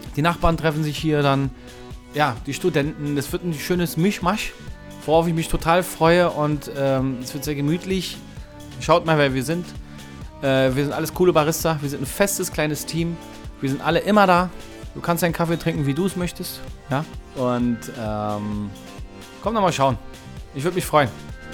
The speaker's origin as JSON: {"language": "German", "region": "Berlin", "country": "Germany", "said": "ich bin aus dem Kiez"}